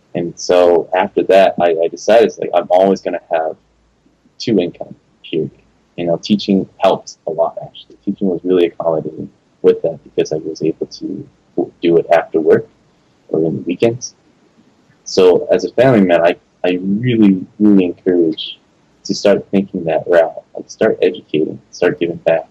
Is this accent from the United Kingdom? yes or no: no; Los Angeles, California, United States; moved away as an adult; also born or lived in San Francisco Bay Area; I moved back to LA, which is my hometown.